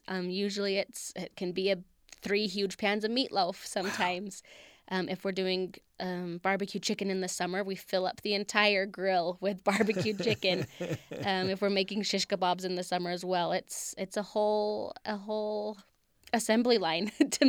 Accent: Utah, United States; I come from a big family. I mean, we're born and raised in Utah.

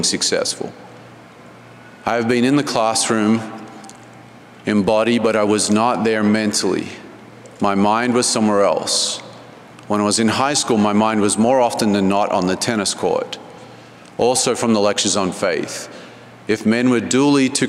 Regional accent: Canberra, Australian Capital Territory, Australia; I was born and raised in Canberra, Australia

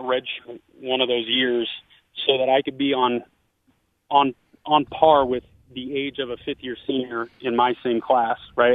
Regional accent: Northern California, United States; also born or lived in Hamilton, Canada; I growing up in Northern California

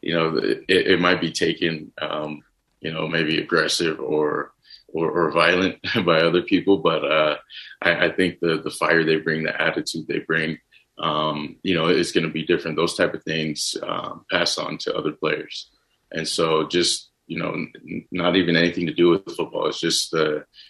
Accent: Texas, United States; growing up in Texas, I watch football, you know, as much as I can

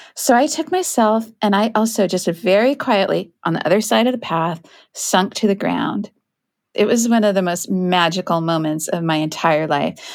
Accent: Kent, Washington, United States; I grew up in Kent, which is a town outside of Seattle.

